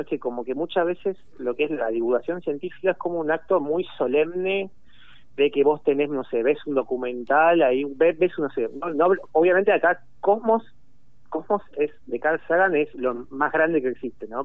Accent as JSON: {"language": "Spanish", "country": "Argentina", "said": "yo soy de acá, digamos, soy de acá"}